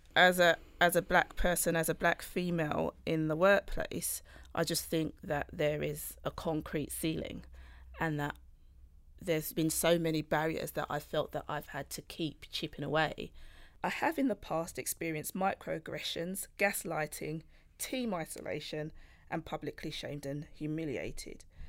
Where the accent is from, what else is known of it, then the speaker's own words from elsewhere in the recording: United Kingdom; I'm Black British, born with Jamaican roots.